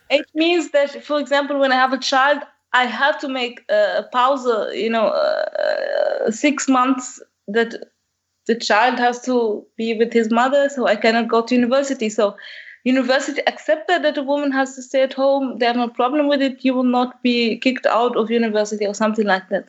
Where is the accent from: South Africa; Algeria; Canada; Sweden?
Algeria; moved away as an adult; now in Germany; I'm from Algeria as well, so North Africa.